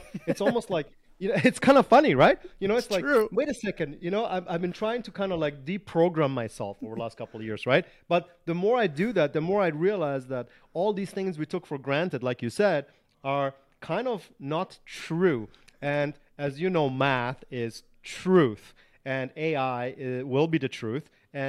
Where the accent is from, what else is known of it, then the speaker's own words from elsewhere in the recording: Germany; also born or lived in Canada / San Diego, United States; So I was, I was raised in Germany and Canada, and I lived in San Diego for 10 years.